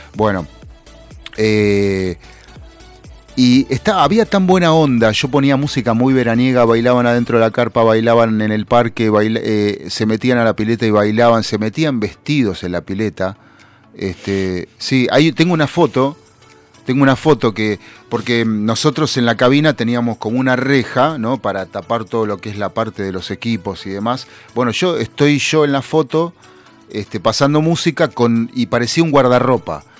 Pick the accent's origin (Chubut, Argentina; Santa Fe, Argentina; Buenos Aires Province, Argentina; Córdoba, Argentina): Buenos Aires Province, Argentina; somos bonaerenses